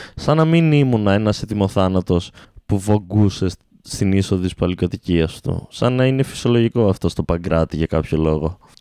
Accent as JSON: {"language": "Greek", "town": "Alexandroupoli", "region": "Eastern Macedonia and Thrace", "country": "Greece", "tie": "born or raised there", "also_born_or_lived": "Orestiada", "moved": "as an adult", "lives_now": "Thessaloniki, Greece", "said": "την πόλη μου"}